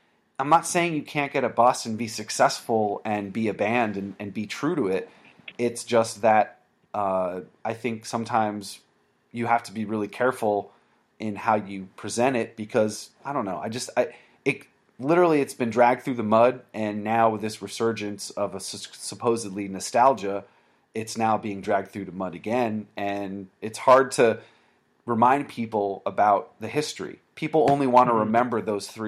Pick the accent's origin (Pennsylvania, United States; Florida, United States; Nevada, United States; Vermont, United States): Vermont, United States; I grew up in Vermont, and I had hardcore and punk shows to go